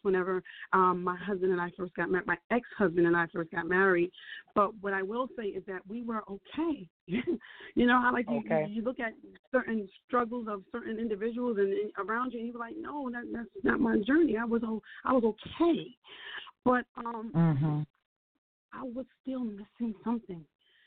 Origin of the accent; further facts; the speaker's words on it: Jersey City, New Jersey, United States; I'm a woman born and raised in Jersey City